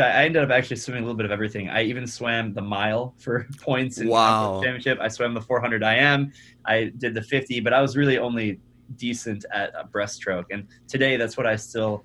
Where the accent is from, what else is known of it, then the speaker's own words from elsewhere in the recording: suburb north of Detroit, Michigan, United States; I am from Michigan, born and raised, and I'm from actually a suburb just north of Detroit